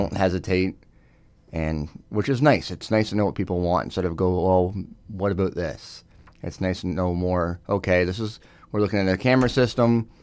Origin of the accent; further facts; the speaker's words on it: Northumberland County, Ontario, Canada; born and raised in Northumberland County, but we do also service outside